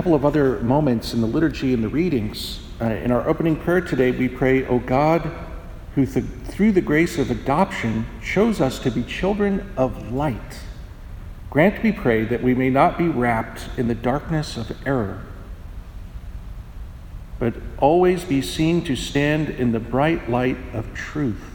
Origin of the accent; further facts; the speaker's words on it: United States; the secular culture that I grew up in here in America